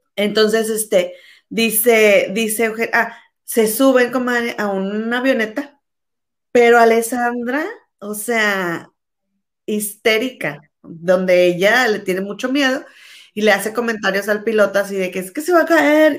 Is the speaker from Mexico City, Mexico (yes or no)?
no; Monterrey, Nuevo León, Mexico; moved away; tú y yo somos mexicanas, pero no vivimos ahí.